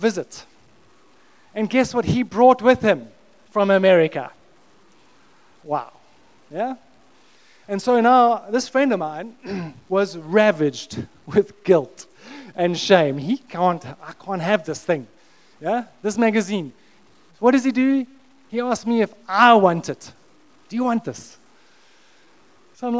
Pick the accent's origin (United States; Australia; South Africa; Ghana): South Africa; I grew up in South Africa